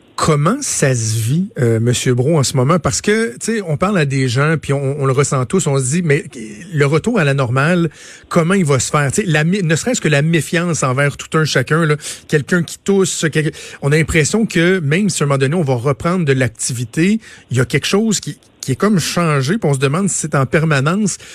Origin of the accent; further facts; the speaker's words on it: Quebec, Canada; chez nous au Québec